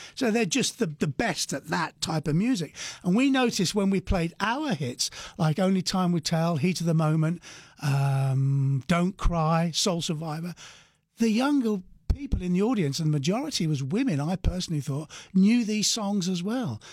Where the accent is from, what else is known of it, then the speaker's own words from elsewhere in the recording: England, United Kingdom; We're from England